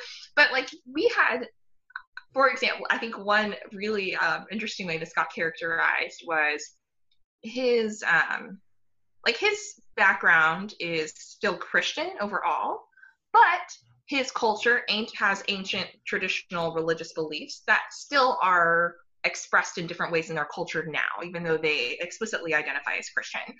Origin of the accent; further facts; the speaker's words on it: United States; I grew up in the United States. I don't have any family outside of the United States.